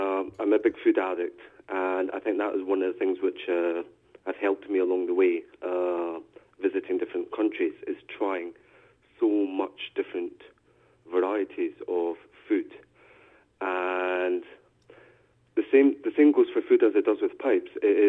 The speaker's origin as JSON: {"language": "English", "country": "Thailand", "also_born_or_lived": "Philippines", "said": "Well, I should say I'm originally from Thailand. I was adopted by a Dutch father and a Scottish mother. I spent quite a few years in the Philippines until 1992."}